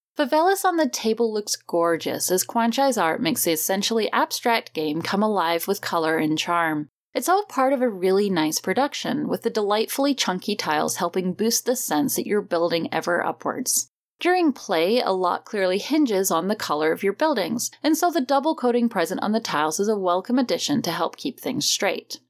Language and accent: English; United Kingdom; now in United States; as a British expat living in the States